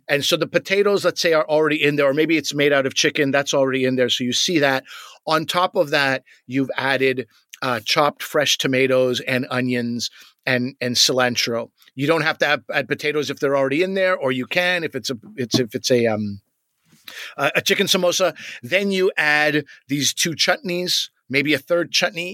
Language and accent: English; Canada; as Canadian loser kids